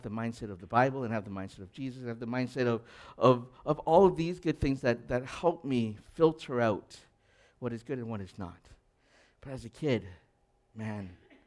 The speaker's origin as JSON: {"language": "English", "town": "Edmonton", "region": "Alberta", "country": "Canada", "tie": "born or raised there", "said": "I grew up in Edmonton"}